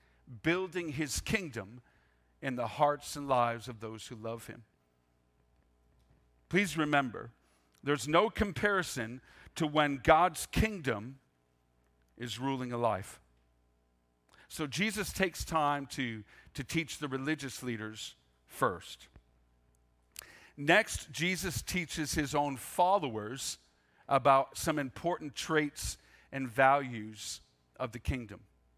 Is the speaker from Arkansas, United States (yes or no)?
no; Maine, United States; I grew up in Pasty, Maine. I use the word pasty because the gray you see outside today was pretty much my existence growing up, even in July and August, for goodness sakes. It's really cold in Maine.